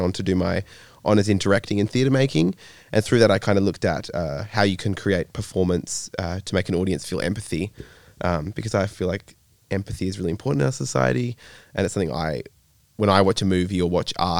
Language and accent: English; Denmark, Western Australia, Australia; moved away as an adult; now in Perth, Australia; I grew up in Denmark, WA, not Europe